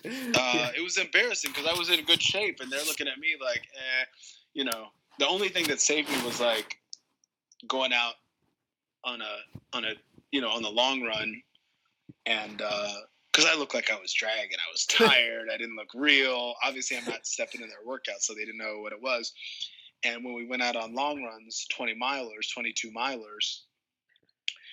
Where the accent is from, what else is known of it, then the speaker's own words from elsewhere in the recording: New York, United States; I'm from New York